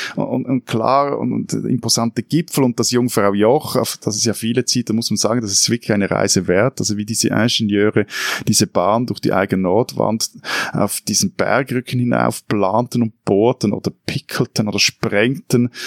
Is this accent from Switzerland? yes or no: yes; Switzerland; als Schweizer